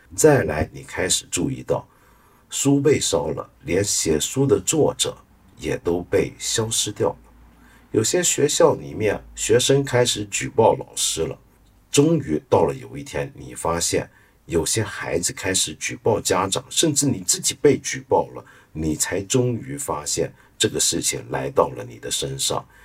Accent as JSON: {"language": "Chinese", "country": "China", "said": "我们中国人"}